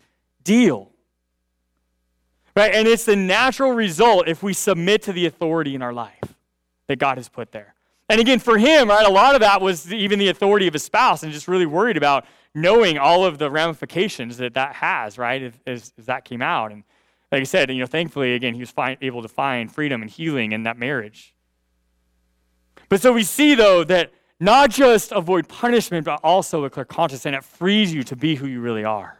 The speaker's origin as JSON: {"language": "English", "country": "United States", "said": "I'm glad to be an American"}